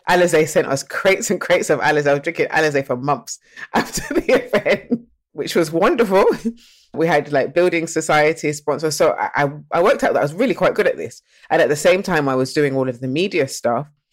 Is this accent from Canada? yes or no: no; Nottingham, East Midlands, United Kingdom; also born or lived in Birmingham; I was born in Birmingham, but I was actually raised in Nottingham